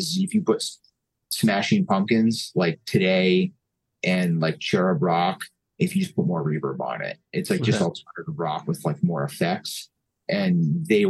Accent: Mountain Top, Pennsylvania, United States; also born or lived in New York; I grew up in Mountaintop, and growing up around here in like the 2000s

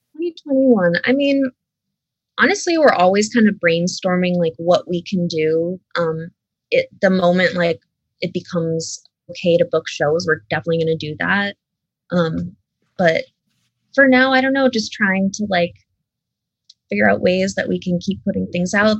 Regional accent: Scranton, Pennsylvania, United States; I still live in the area, but like I grew up like right outside of Scranton.

